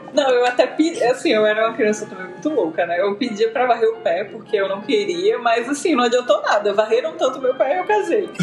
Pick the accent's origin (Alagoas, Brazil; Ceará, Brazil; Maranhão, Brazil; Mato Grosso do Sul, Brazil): Alagoas, Brazil; Maceió; eu sou de Maceió, também de Alagoas